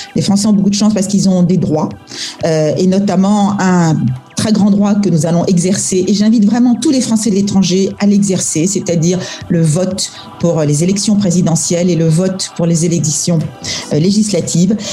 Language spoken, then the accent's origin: French; France; moved away as an adult; now in Singapore; on est français